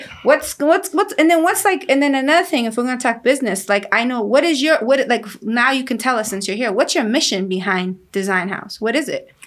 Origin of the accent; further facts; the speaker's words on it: Guatemala; moved away; I'm Mayan Indian. I was born in Guatemala